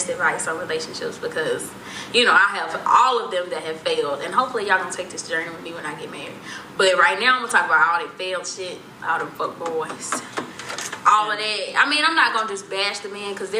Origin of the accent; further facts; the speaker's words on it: White Plains, Alabama, United States; we're from Alabama, but we're from a small town called White Plains.